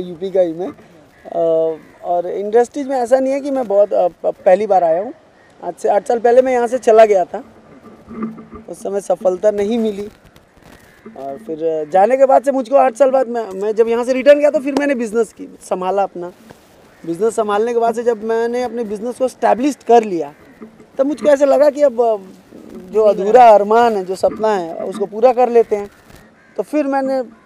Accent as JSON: {"language": "Hindi", "town": "Deoria", "region": "Uttar Pradesh", "country": "India", "moved": "yes", "lives_now": "Mumbai, India", "said": "मैं basically Uttar Pradesh Deoria district का हूँ वन इन मुंबई हूँ"}